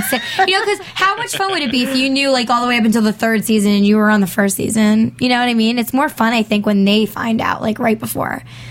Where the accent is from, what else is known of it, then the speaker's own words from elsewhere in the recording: Long Island, New York, United States; I'm from Long Island. The Hamptons is in Long Island. That's in New York State.